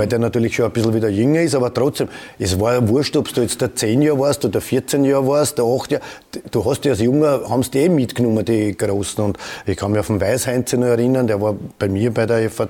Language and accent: German; Vienna, Austria; Jeder, ich komme aus Edlersee und dann der Strebersdorf.